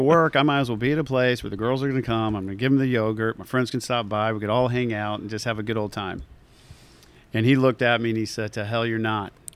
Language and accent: English; Atlanta, Georgia, United States; also born or lived in Savannah, Georgia / Lake of the Ozarks, Missouri; growing up in Atlanta